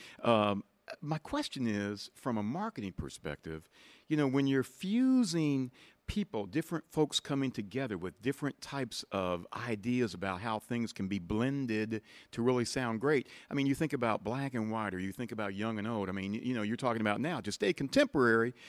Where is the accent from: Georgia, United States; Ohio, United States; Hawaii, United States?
Ohio, United States; outside of Dayton; where I grew up outside of Dayton, Ohio